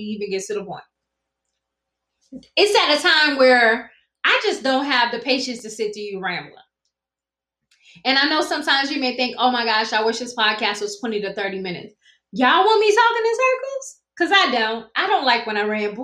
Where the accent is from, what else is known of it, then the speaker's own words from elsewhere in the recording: South Carolina, United States; accent: Geechee Gullah; I speak fluent Gichee Gullah. I'm from South Carolina. I pronounce STR words wrong